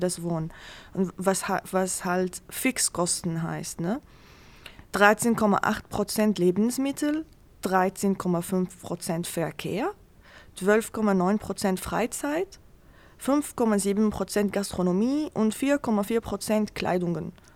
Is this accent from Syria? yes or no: yes; Syria; German is a second language; moved away as an adult; now in Germany; weil ich auch aus Syrien komme